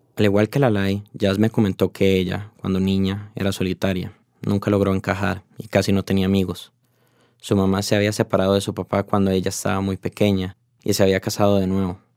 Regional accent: Costa Rica; como tico que soy

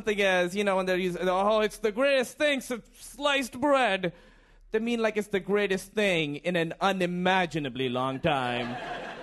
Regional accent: Pakistan; moved away; And I'm from Pakistan.

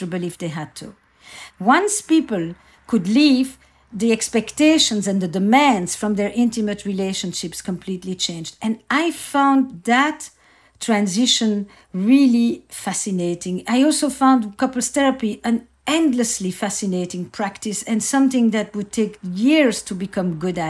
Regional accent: Antwerp, Flanders, Belgium; I grew up in Antwerp, in Belgium

